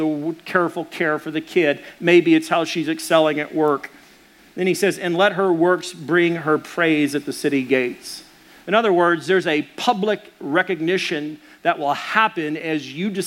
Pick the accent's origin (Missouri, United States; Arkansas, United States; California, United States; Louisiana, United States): Arkansas, United States; I'm from Arkansas